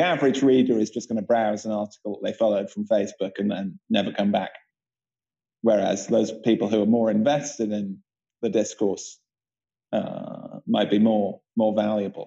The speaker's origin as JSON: {"language": "English", "town": "Bath", "region": "South West England", "country": "United Kingdom", "tie": "born or raised there", "said": "Bath, where I grew up in England"}